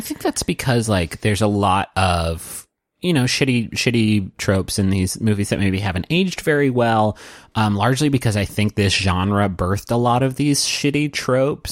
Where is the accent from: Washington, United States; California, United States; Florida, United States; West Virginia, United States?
West Virginia, United States; Huntington; now in Austin, United States; I am from Huntington, West Virginia